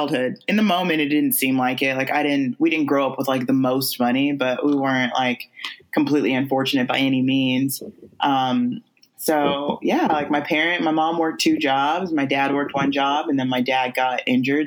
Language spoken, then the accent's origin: English; California, United States; I am from California, born and raised